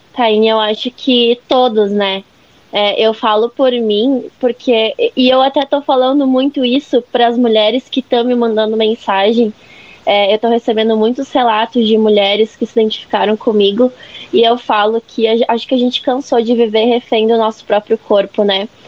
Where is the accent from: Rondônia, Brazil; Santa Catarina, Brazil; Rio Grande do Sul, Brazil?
Santa Catarina, Brazil; Lages; eu nasci, cresci em Lages